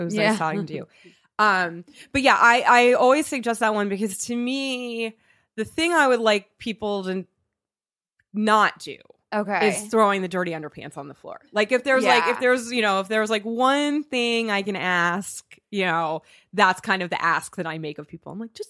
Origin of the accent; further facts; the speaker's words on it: New York, United States; So I'm such a New Yorker right there.